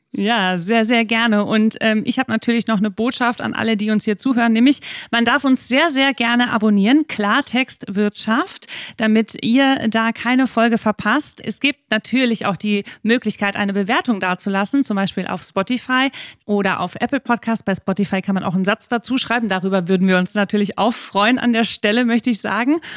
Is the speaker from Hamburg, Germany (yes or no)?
yes; Hamburg, Germany; Ich komme aus der Stauhauptstadt Deutschlands, aus Hamburg